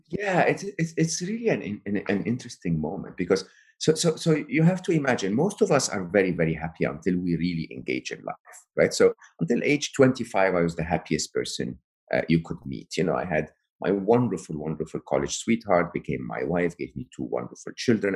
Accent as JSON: {"language": "English", "country": "Egypt", "said": "I come from Egypt"}